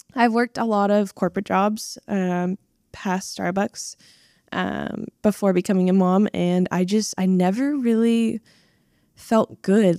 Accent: Washington, United States; I am originally from Washington State.

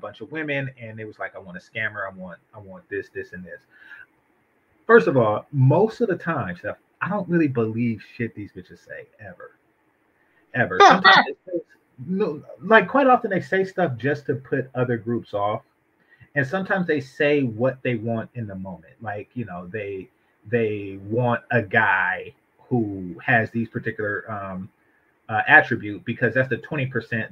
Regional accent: Oakland, California, United States; I grew up in Oakland, and we don't have things like Crips and Bloods and stuff like

